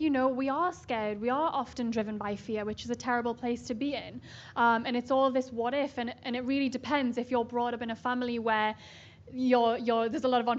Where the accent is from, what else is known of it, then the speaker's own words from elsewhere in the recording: Newcastle upon Tyne, North East England, United Kingdom; I'm from Newcastle, right near Scotland in the UK.